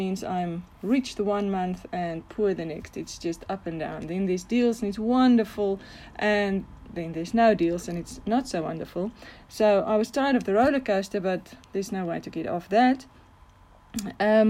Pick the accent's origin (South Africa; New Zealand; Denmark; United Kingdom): South Africa; Bloemfontein, Free State; I am from Bloemfontein in South Africa